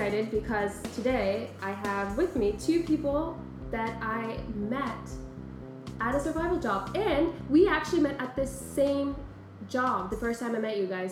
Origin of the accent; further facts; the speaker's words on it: Iceland; moved away as an adult; now in New York, United States; I'm from Iceland.